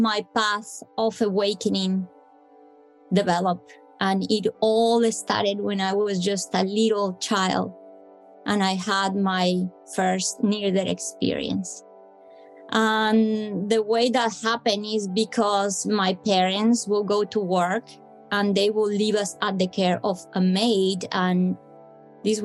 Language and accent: English; Bogotá, Colombia; I'm from Colombia, I come from hot weather country, but Bogota is very high up in the Andes